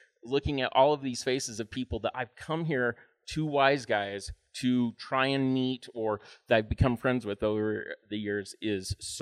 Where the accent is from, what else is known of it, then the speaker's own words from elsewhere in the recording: Utah, United States; also born or lived in Los Angeles; I'm from Utah